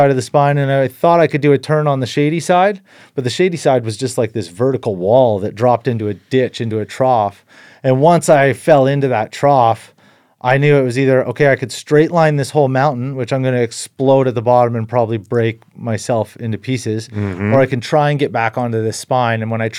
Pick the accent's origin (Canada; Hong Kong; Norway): Canada; Invermere, British Columbia; I grew up in Invermere, BC, interior BC, and both my parents were avid skiers, backcountry skiers.